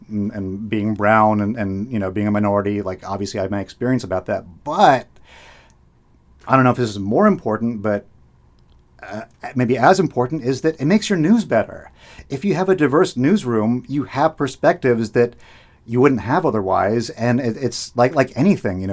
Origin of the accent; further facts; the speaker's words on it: Boston, Massachusetts, United States; I was born in Boston